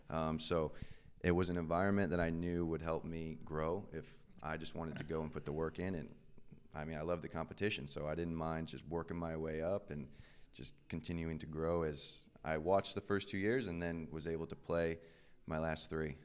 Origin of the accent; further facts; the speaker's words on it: Valparaiso, Indiana, United States; moved away as an adult; now in Birmingham, United States; I'm from Valparaiso, Indiana, which isn't too small, but I went to a very small high school